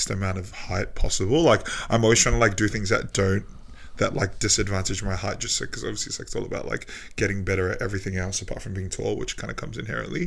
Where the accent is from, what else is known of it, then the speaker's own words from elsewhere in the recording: New Zealand; me being a Kiwi